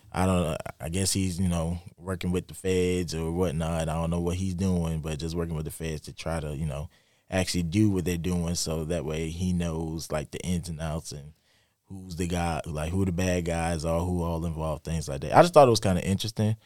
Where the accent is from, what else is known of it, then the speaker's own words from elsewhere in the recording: Lake City, South Carolina, United States; my hometown, Lake City, South Carolina